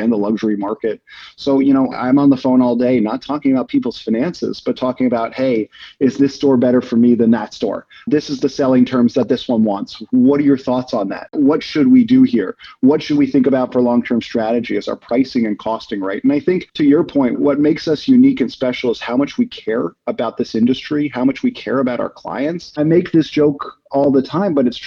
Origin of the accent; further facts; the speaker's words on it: New York, United States; also born or lived in Boston; I grew up here in New York